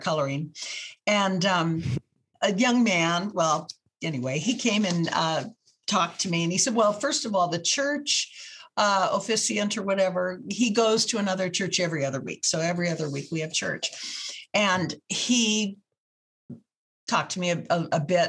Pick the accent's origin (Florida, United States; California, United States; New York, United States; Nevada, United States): California, United States; from California